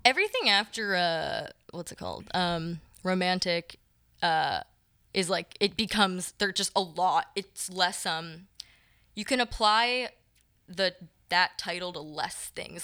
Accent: Moorestown, New Jersey, United States; moved away; I do really love my hometown in the fall. It's, it's just across the bridge in New Jersey.

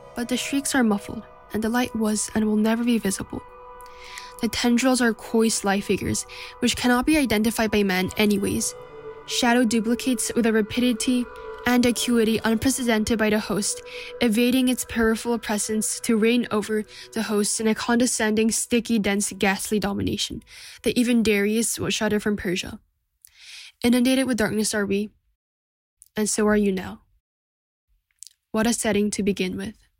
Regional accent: Seoul, South Korea; from Seoul, South Korea

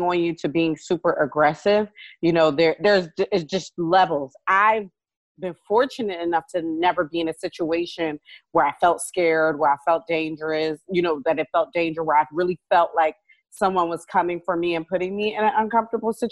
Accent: Philadelphia, Pennsylvania, United States; I'm from Philly

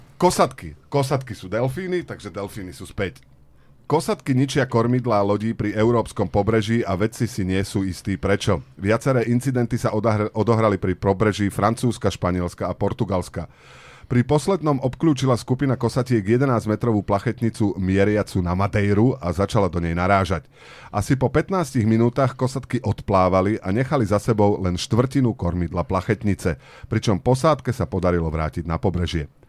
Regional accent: Bánovce nad Bebravou, Trenčín Region, Slovakia; U nás v Banovciach nad Bebravou

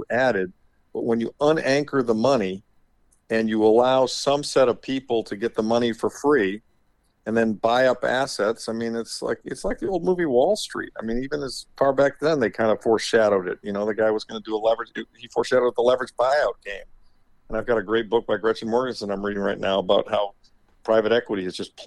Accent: Midwest, United States; moved away; growing up in the Midwest in the 60s and 70s

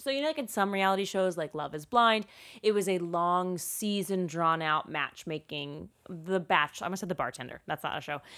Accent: United States; as an American

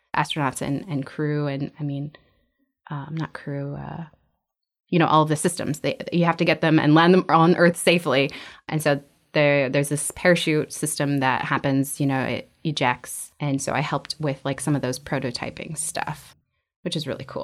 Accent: Utqiagvik, Alaska, United States; moved away as an adult; also born or lived in Florida / Arizona; I was born and raised in Utkervik, Orbero

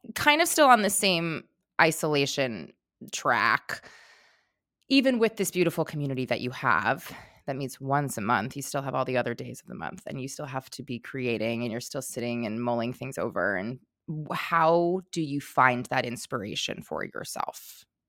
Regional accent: New York, United States; growing up in New York, like, I have that directness

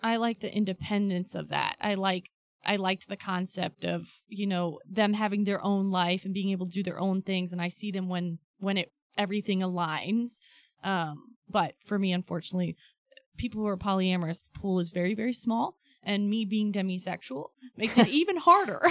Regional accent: Ohio, United States; I was raised in Ohio

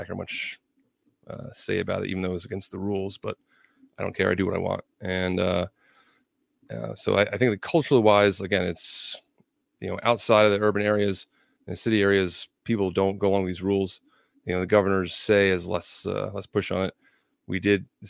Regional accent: New Jersey, United States; moved away as an adult; now in Pennsylvania, United States; I was actually born and raised in New Jersey, right over the river

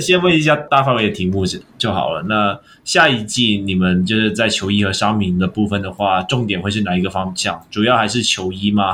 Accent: Hong Kong; 作为香港人

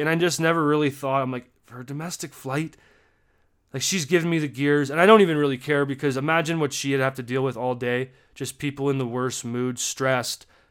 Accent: Canada; As a Canadian

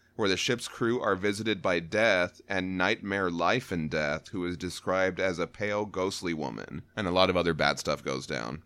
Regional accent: United States; we weren't just dumb Americans that only knew one

